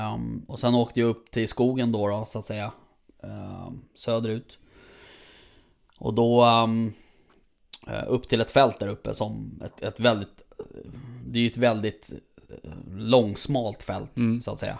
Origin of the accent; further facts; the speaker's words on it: Stockholm, Stockholm County, Sweden; jag som stockholmare